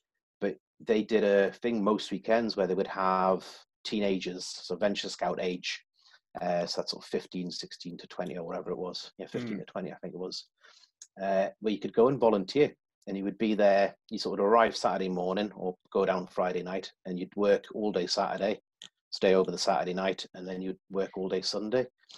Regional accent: South East England, United Kingdom; born there; also born or lived in Germany / Newcastle; I was born in the south of England. My dad was in the Royal Green Jackets, and he took posting over in Germany.

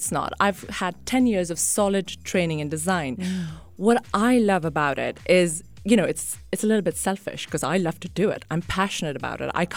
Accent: Sharjah, United Arab Emirates; born or raised there; also born or lived in Mumbai, India

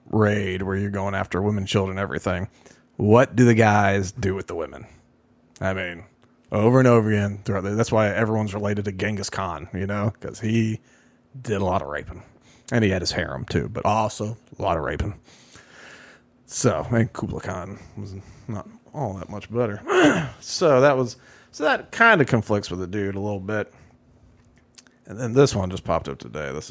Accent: New Jersey, United States; moved away as an adult; now in Israel

